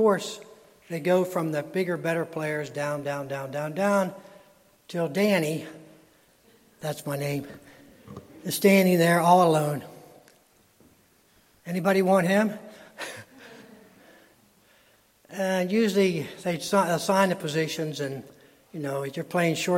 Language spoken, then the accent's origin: English; Frostburg, Maryland, United States; Growing up in Frostburg, Maryland, we used to play pickup ball